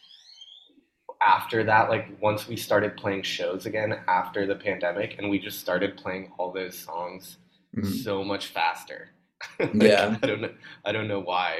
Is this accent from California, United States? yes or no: no; Boulder, Colorado, United States; I didn't know anything else at the time growing up in Boulder